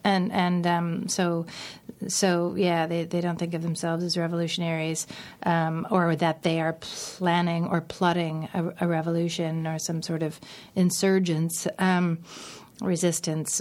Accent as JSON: {"language": "English", "town": "Steinbach", "region": "Manitoba", "country": "Canada", "tie": "born or raised there", "said": "Steinbach, which is my, my hometown"}